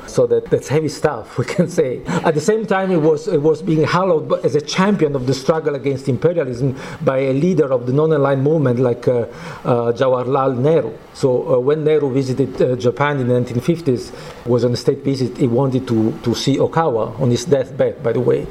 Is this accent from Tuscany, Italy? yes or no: no; Naples, Campania, Italy; I'm coming from Naples, uh, Italy